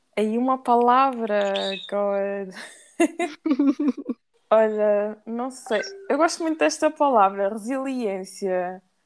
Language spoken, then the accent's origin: Portuguese; Portugal; eu nasci em Portugal, mas os meus pais são da Guiné-Bissau